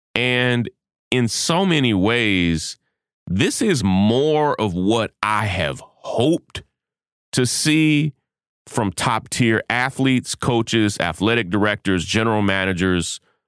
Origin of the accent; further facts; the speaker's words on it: Kentucky, United States; I'm from Kentucky, so, yeah, you know, you just have to understand where I come from.